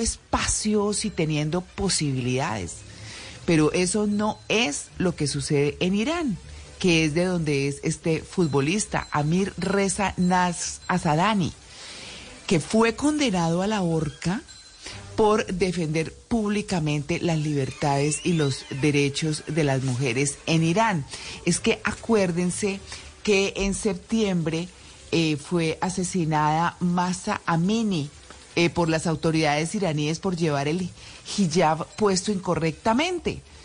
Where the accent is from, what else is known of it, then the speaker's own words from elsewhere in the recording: Colombia; nací en Colombia